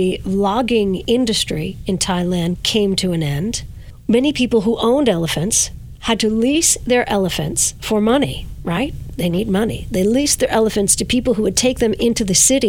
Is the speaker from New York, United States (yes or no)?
yes; Verplanck, New York, United States; my hometown of Verplank